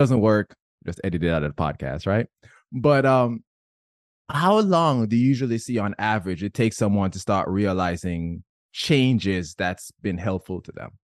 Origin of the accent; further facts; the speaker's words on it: Jamaica; I'm Jamaican